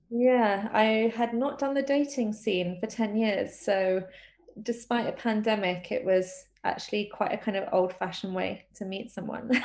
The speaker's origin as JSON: {"language": "English", "region": "London", "country": "United Kingdom", "tie": "born or raised there", "said": "a born and bred Londoner. I was born in London and um, I've lived here my whole life."}